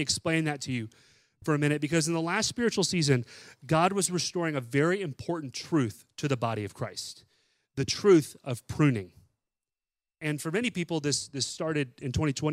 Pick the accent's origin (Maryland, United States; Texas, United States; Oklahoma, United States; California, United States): Texas, United States; moved away; I'm from Texas. We didn't have bottle brush trees there growing up